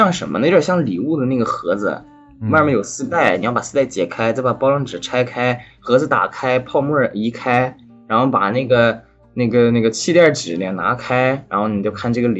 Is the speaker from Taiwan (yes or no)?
no; France; born there; 一点点法语了。我在法国出生的。